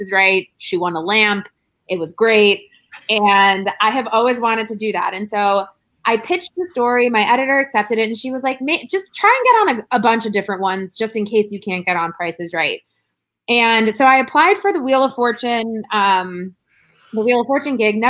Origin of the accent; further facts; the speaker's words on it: Chicago, Illinois, United States; moved away as an adult; now in Los Angeles, United States; my brother lives in my hometown still in Chicago